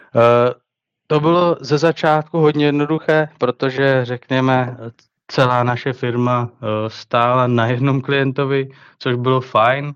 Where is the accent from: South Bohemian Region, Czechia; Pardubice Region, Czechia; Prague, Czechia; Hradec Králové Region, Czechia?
Pardubice Region, Czechia; Letohrad; přestěhovat se do svého rodného města, což je Letohrad ve východních Čechách